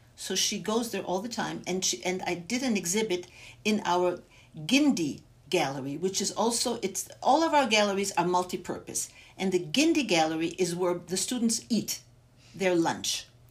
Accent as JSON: {"language": "English", "region": "Bavaria", "country": "Germany", "tie": "born or raised there", "moved": "yes", "lives_now": "Los Angeles, United States", "said": "I was born and raised in Germany, in my parents were Holocaust survivors, and I was raised in three different displaced persons camps in Bavaria"}